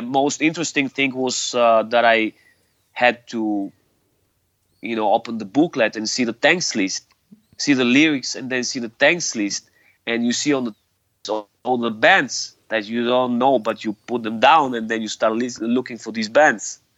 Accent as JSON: {"language": "English", "town": "Sofia", "region": "Sofia City", "country": "Bulgaria", "tie": "born or raised there", "said": "I was born and raised in in Sofia, mm-hmm. the capital of Bulgaria."}